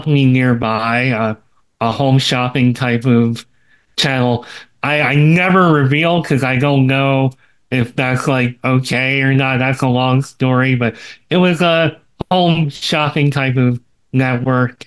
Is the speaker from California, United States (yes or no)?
no; …'s hometown, Pennsylvania, United States; moved away as an adult; now in Florida, United States; she's from my hometown